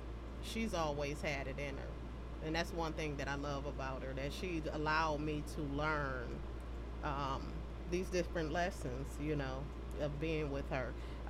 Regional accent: Pontiac, Michigan, United States; I am from Pontiac.

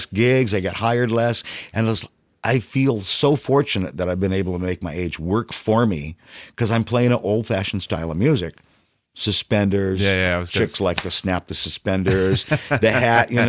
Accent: San Diego, California, United States; also born or lived in Pensacola, Florida / Seattle; I've been in San Diego the entire time since 57. Grew up in Kearney Mesa.

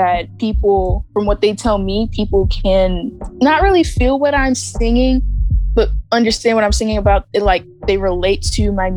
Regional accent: Clinton, Maryland, United States; I grew up in Clinton, Maryland

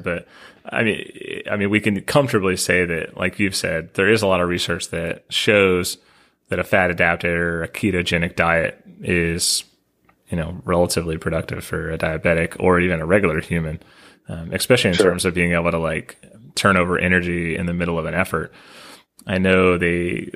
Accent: Nashville, Tennessee, United States; I'm from Nashville

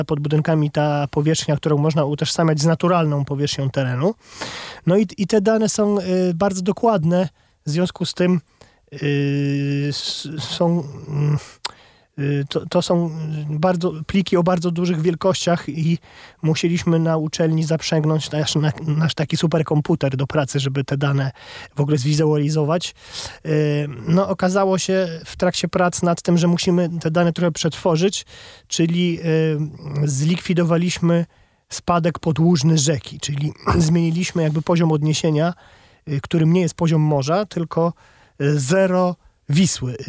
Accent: Masovian Voivodeship, Poland; u nas na Mazowszu

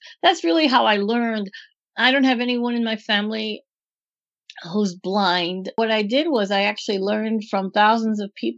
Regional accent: Green Bay, Wisconsin, United States; moved away as an adult; also born or lived in Miami; I was born and raised in Green Bay, Wisconsin with the Packers

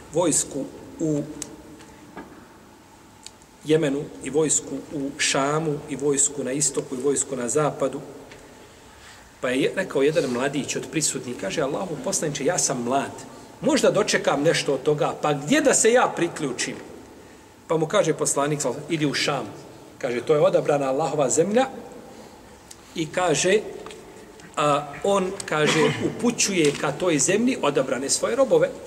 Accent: Iraq; born there; ja sam rođen u Iraku, živim, imam irački pasoš na tom sam mjestu

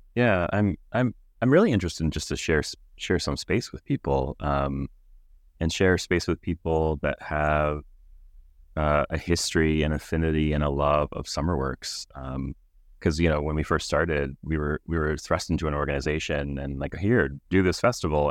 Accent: Pittsburgh, Pennsylvania, United States; now in Toronto, Canada; growing up in Pittsburgh, I was born and raised there

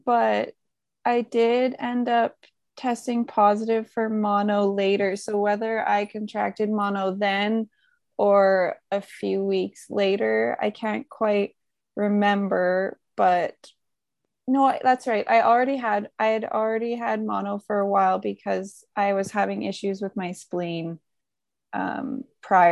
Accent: Creston, British Columbia, Canada; my hometown of Creston, BC

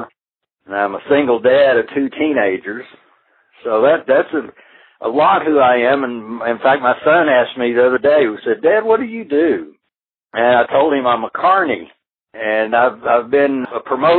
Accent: near Fort Worth, Dallas, Texas, United States; I grew up in near Fort Worth, Dallas in Texas, and lived on ranches.

